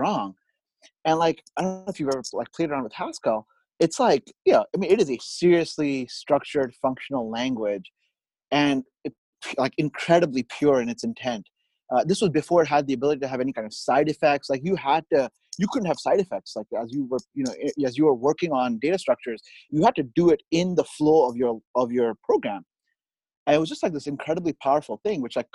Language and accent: English; Bahrain; moved away as an adult; also born or lived in India / Austin, Texas / Bay Area, California; now in Sunnyvale, United States; I was born in India. I actually grew up, I did all through high school in the Middle East, a tiny country called, island country called Bahrain.